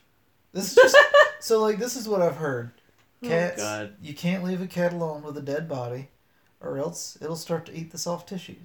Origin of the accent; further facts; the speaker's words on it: United States; being very American